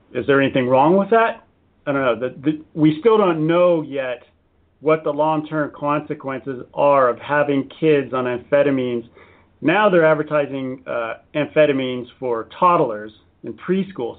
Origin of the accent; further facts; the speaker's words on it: San Diego, California, United States; I'm an American. I was born in, in San Diego.